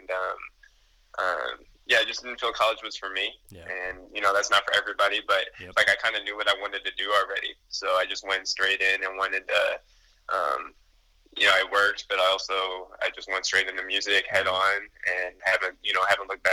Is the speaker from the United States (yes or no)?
yes; Elgin, Illinois, United States; my hometown is Elgin. That's my hometown. It's about 45 minutes away from Chicago